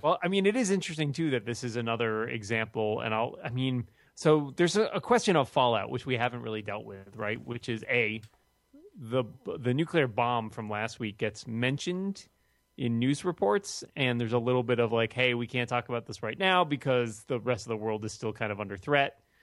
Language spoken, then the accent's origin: English; Boston, Massachusetts, United States; my hometown of Boston.